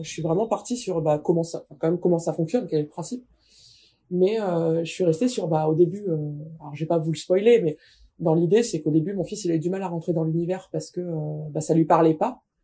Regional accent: the North, Hauts-de-France, France; je suis du Nord

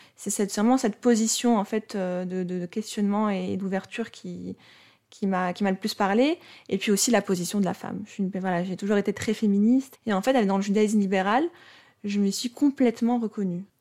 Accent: Morocco; je suis née au Maroc, et du coup, je suis née musulmane, puisqu'au Maroc, de naissance, on est musulman ou juif

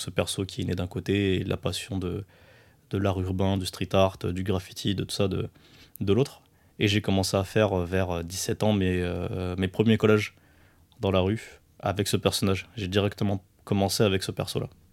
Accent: France; also born or lived in Morocco / Montpellier; je suis né au Maroc. Je suis arrivé en France à, un an.

